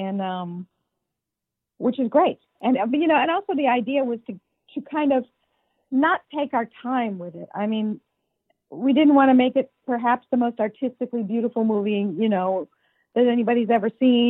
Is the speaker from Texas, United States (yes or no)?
no; suburbs of Chicago, Illinois, United States; moved away; I grew up in the suburbs of Chicago